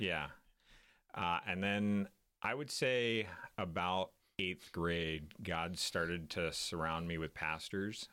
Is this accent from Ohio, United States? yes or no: no; Tulsa, Oklahoma, United States; moved away; I grew up in Tulsa, Oklahoma